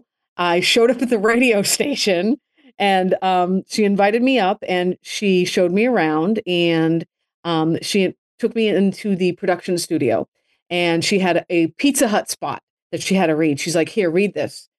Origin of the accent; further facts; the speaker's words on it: Massachusetts, United States; also born or lived in Chicago; now in Miami, United States; growing up in Massachusetts was great. I lived in a suburb of Boston